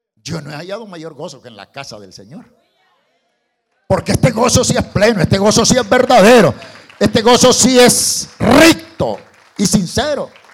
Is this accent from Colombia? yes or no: no; El Salvador; Estoy hablando del Salvador, yo soy salvadoreño